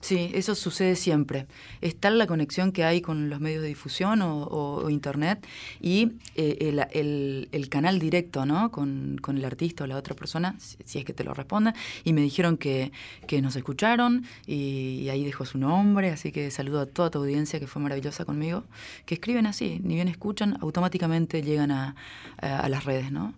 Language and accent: Spanish; Esquina, Corrientes, Argentina; moved away as an adult; also born or lived in Buenos Aires; yo nací en Corrientes, en, la ciudad de Esquina